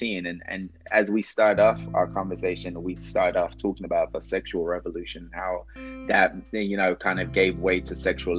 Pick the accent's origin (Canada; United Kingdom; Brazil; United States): United Kingdom; London; Growing up in London